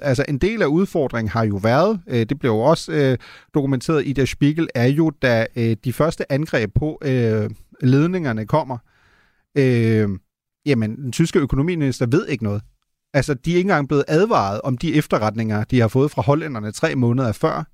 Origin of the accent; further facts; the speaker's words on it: Germany; now in Denmark; som en tysker, der bor i Danmark